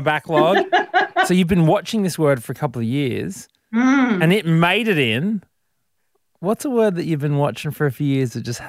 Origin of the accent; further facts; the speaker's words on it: Brisbane, Queensland, Australia; Growing up in Brisbane